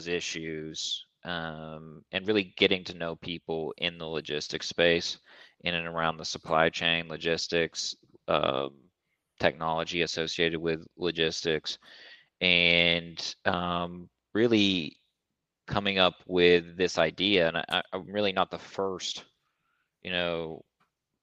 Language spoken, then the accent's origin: English; South Central Kentucky, United States; I'm from a small town in South Central Kentucky, like population 3000